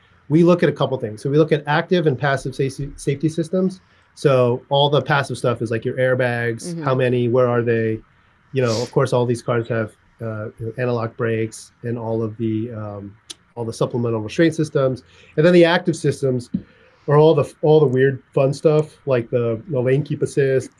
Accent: California, United States; also born or lived in St. Louis, Missouri; then we moved to California

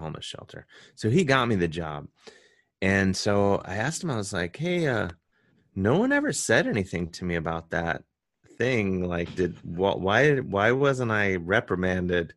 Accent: Cleveland, Ohio, United States; now in New York, United States; I'm from Cleveland, so I say gyro

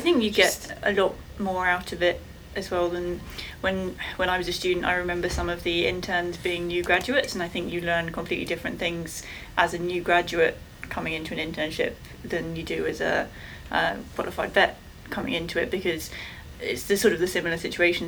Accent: England, United Kingdom; I'm from England.

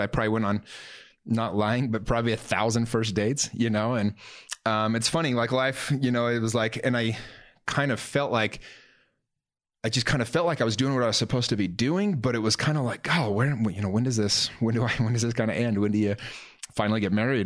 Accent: Salt Lake City, Utah, United States; also born or lived in Taylorsville / Murray; I grew up in Salt Lake my whole life

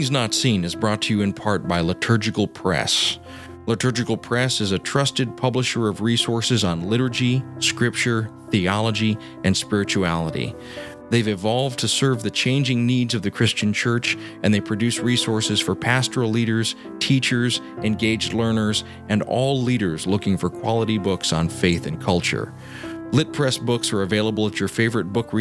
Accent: the South, United States; I grew up in the South

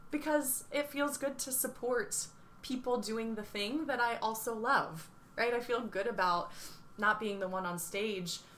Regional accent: Cape May, New Jersey, United States; the dance studio where I grew up in Cape May

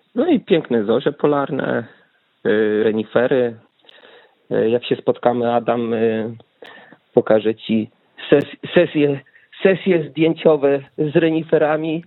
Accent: Wałbrzych, Lower Silesian Voivodeship, Poland; moved away as an adult; now in Norway; jestem z Wałbrzycha

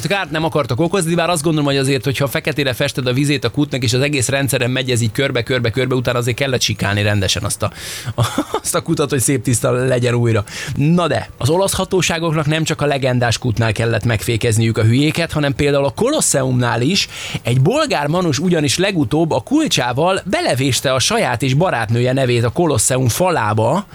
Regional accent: Hungary; anyukám még azon gondolkodtak, hogy most orosznak vagy németnek hazudjuk magunkat, mert hogy nem merték a magyart bevállalni

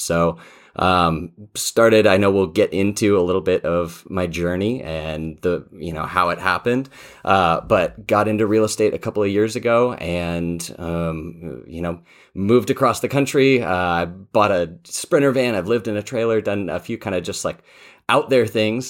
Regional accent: Colorado, United States; I grew up out in Colorado

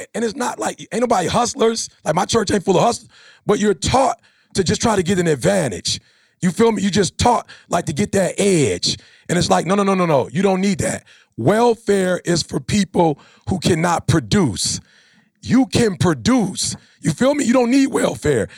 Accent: Chicago, Illinois, United States; I'm from Chicago

